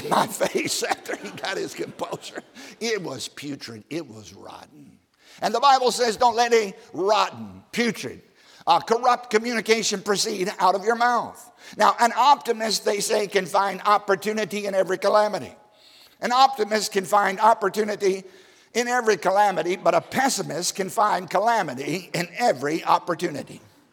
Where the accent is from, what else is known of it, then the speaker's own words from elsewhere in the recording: Southside, Virginia, United States; I grew up in Southside, Virginia, on a tobacco farm of all places